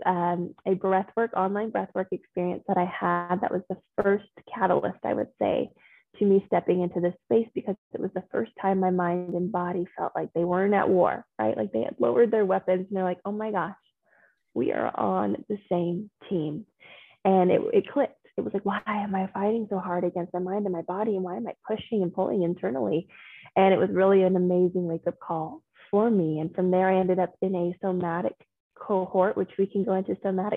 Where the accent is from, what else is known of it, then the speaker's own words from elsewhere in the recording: Austin, Texas, United States; moved away as an adult; also born or lived in Denver; I grew up in Austin, Texas